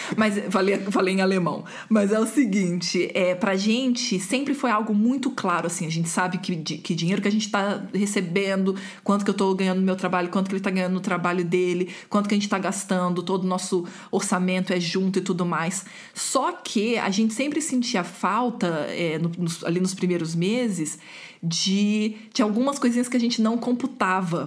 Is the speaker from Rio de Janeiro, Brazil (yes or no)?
yes; Rio de Janeiro, Brazil; eu sou do Rio e a gente não chama bolacha, a gente chama de biscoito